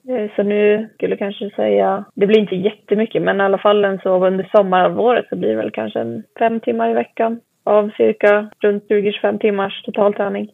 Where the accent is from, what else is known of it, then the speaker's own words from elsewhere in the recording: Mantorp, Östergötland, Sweden; jag är uppväxt i Mantorp heter det, så det ligger i Östergötland